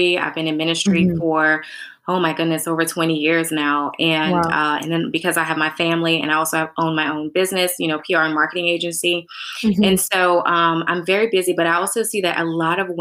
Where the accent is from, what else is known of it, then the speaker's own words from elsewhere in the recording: New Orleans, Louisiana, United States; moved away as an adult; now in Texas, United States; we are originally from New Orleans, and New Orleans, Louisiana, but with Hurricane Katrina, we actually moved to Texas